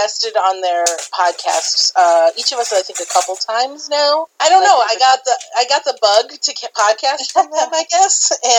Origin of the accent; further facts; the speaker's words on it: St. Louis, Missouri, United States; I am from the St. Louis metropolitan area.